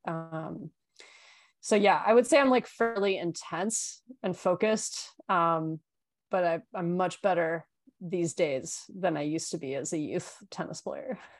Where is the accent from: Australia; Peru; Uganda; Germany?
Australia; I grew up in Australia